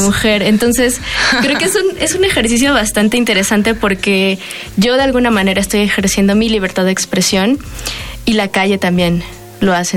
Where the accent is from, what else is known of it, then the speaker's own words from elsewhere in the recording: Mexico; todas somos o crecimos en la periferia de la Ciudad de México, en el Estado de México, yo por ejemplo que crecí en Aragón.